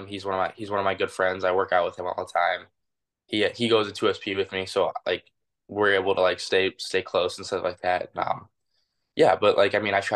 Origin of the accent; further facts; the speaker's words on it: Detroit, Michigan, United States; I've grown up here my whole life